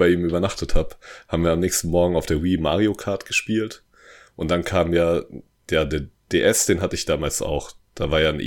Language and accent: German; Hesse, Germany; Ja, ich komme aus der Nähe von Darmstadt.